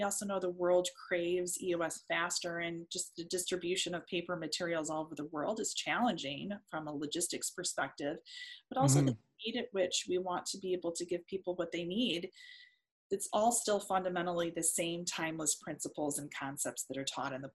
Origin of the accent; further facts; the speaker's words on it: Detroit, Michigan, United States; I'm from Detroit